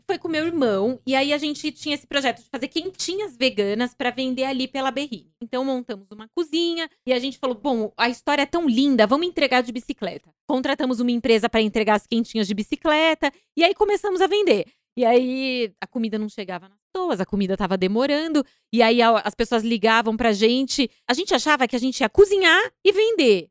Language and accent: Portuguese; Mato Grosso do Sul, Brazil; moved away as an adult; now in São Paulo, Brazil; eu nasci em São Paulo, mas eu fui bem cedo pro Mato Grosso do Sul, né, onde meu pai, de onde meu pai veio. E aí fiquei lá, vim para São Paulo de novo com 19 anos.